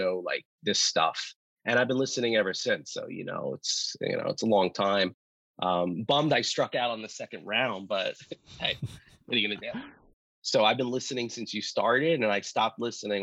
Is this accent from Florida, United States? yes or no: no; New York City, New York, United States; I was into hip hop growing up in Brooklyn in the 90s